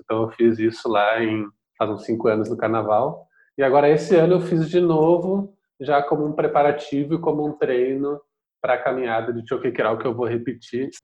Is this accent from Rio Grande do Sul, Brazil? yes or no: yes; Porto Alegre, Rio Grande do Sul, Brazil; also born or lived in Mexico; sou aqui de Porto Alegre, nasci e moro aqui